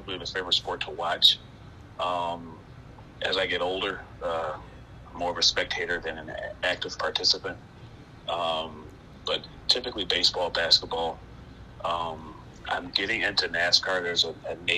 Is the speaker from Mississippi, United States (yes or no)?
no; Rochester, New York, United States; I am from Rochester originally. I grew up on the west side of Rochester